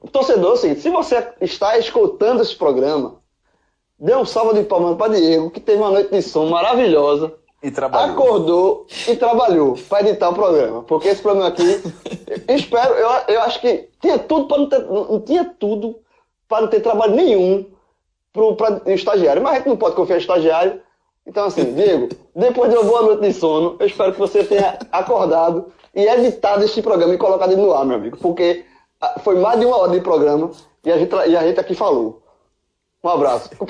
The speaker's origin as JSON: {"language": "Portuguese", "country": "Brazil", "said": "eu sou brasileiro"}